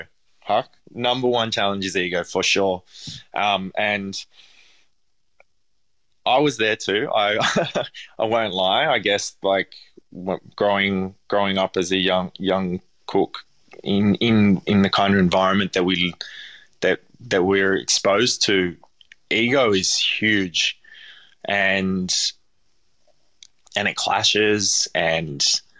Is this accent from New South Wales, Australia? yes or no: yes; Parramatta, New South Wales, Australia; I grew up in Parramatta and it's nothing like it was now.